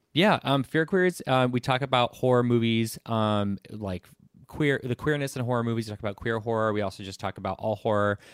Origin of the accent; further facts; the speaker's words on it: Southern California, United States; I'm from Southern California